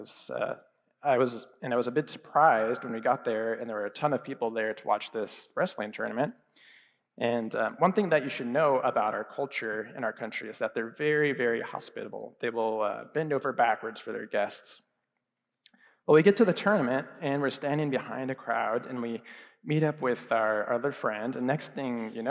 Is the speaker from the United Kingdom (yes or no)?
no; United States; I'm American. I'm a student here learning Persian.